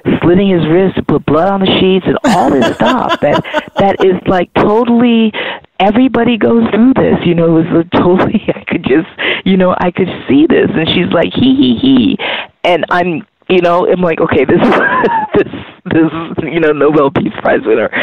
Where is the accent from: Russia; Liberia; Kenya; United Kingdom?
Liberia; now in United States; I'm from Liberia originally, but I've lived in the United States